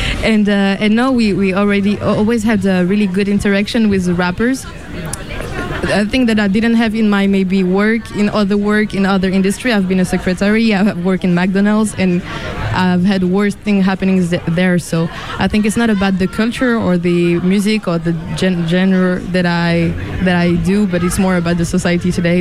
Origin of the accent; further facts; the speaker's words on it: Lausanne, Vaud, Switzerland; I'm from Lausanne, so the French part of Switzerland.